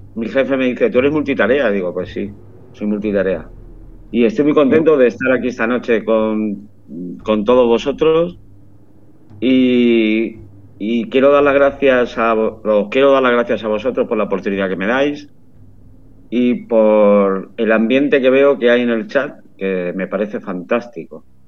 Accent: Málaga, Andalusia, Spain; moved away as an adult; now in San Sebastián de los Reyes, Spain; Soy de Málaga, pero por motivos profesionales me fui hace más de 25 años, va a ser ahora. Y vivo en San Sebastián de los Reyes

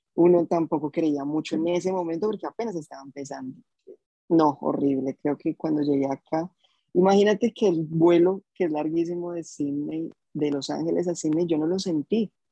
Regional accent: Bogotá, Colombia; moved away as an adult; now in Gold Coast, Australia; nací en Bogotá el 93, tengo 28 años, llevo dos años aquí en Australia

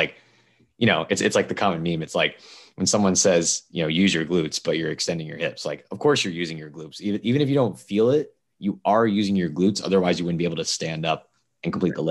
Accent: South Florida, United States; also born or lived in Indiana; I'm from South Florida.

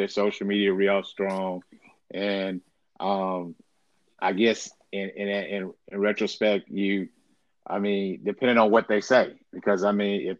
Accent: Jackson, Mississippi, United States; I'm from Jackson

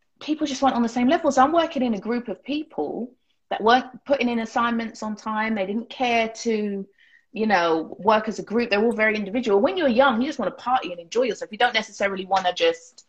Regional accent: Harrow, London, United Kingdom; I grew up in Harrow.

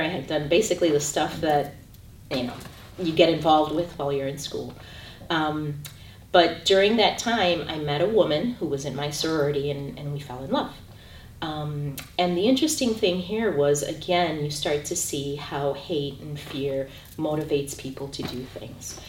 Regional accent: Chicago, Illinois, United States; I'm originally from Chicago, Illinois. I was born and raised there

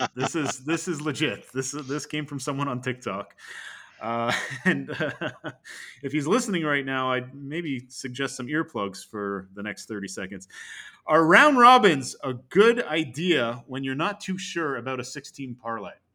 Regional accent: Canada; I was rejected as a Canadian

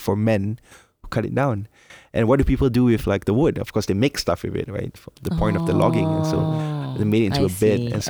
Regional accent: Malaysia; moved away as an adult; now in Philippines; I'm Malaysian, so coming here, like when I'm in my early 20s, I've been here almost 10 years now.

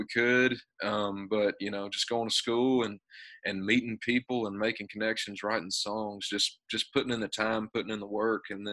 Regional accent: Texas, United States; moved away as an adult; now in Nashville, United States; working a bunch of odd jobs in Texas and playing around my hometown

